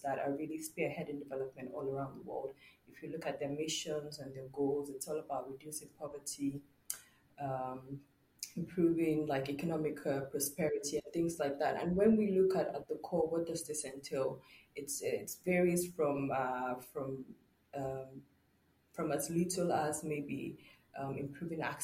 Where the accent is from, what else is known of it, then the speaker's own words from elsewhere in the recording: Nigeria; I'm from Nigeria.